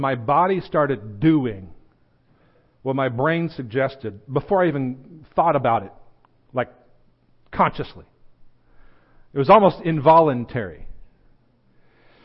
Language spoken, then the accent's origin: English; United States; I'm an American